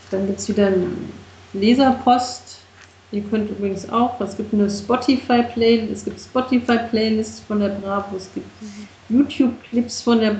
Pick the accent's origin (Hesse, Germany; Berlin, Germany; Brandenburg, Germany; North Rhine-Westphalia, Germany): Berlin, Germany; Ich bin davon noch nicht überzeugt als Berliner.